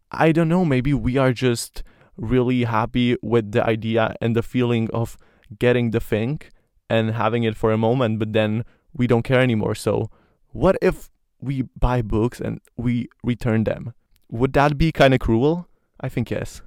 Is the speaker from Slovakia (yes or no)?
yes; Slovakia; first language Slovak; English is a second language; I love Slovak because it's, you know, my mother language